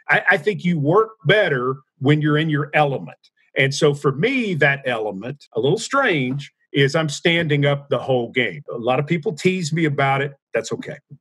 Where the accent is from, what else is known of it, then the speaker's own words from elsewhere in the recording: Nashville, Tennessee, United States; also born or lived in Knoxville; I'm from Nashville